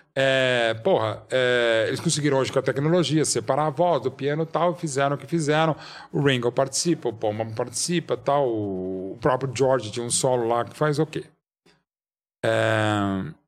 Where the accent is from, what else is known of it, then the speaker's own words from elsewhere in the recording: São Paulo, Brazil; centro da cidade de São Paulo, que é a cidade uhum. onde eu nasci